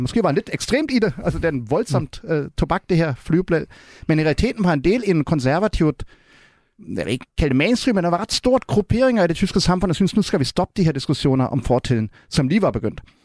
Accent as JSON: {"language": "Danish", "region": "Berlin", "country": "Germany", "tie": "born or raised there", "second_language": "Danish", "moved": "yes", "lives_now": "Denmark", "said": "i Vestberlin, hvor jeg er opvokset"}